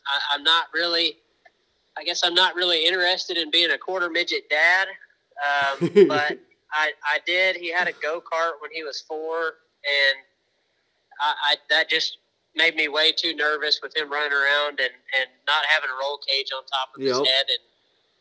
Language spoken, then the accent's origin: English; Missouri, United States; now in Indianapolis, United States; I'm from Missouri originally and live in Indy now